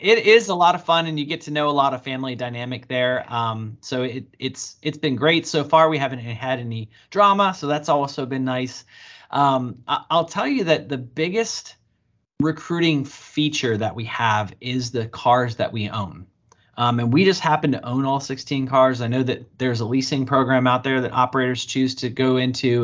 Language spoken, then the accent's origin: English; Bowie, Maryland, United States; my hometown where I grew up here in Bowie, Maryland